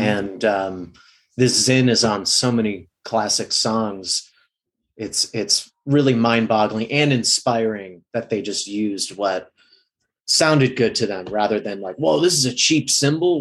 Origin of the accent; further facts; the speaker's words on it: Midwest, United States; now in Los Angeles, United States; I'm from the Midwest in LA now.